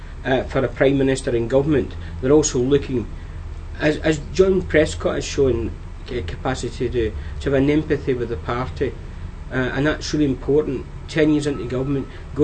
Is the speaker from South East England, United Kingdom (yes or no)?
no; Wigan, North West England, United Kingdom; my hometown Wigan